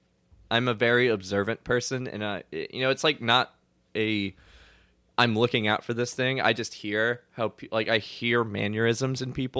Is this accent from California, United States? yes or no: no; LaPlace, Louisiana, United States; moved away; also born or lived in Lexington, Kentucky; But I grew up in La Place, and everybody calls it La Place, you know?